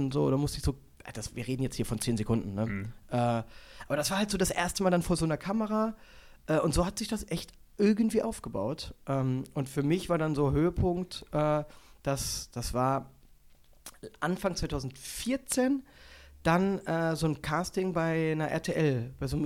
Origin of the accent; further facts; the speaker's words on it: Germany; weil da merkst du auch, wie oberflächlich wir grundsätzlich äh, als Deutsche sind